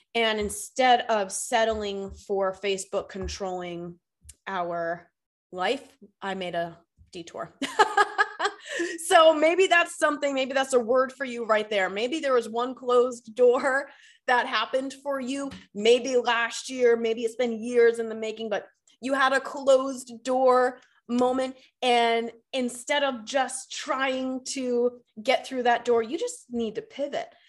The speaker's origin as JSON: {"language": "English", "town": "Boston", "region": "Massachusetts", "country": "United States", "tie": "born or raised there", "moved": "as an adult", "lives_now": "Charlotte, United States", "said": "I'm born and raised in Boston, Massachusetts, lived there for thirty years."}